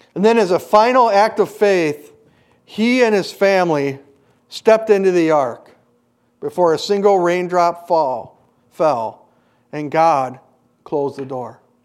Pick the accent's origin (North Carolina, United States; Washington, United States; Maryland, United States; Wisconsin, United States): Wisconsin, United States; Hayward; moved away; I grew up partially in Hayward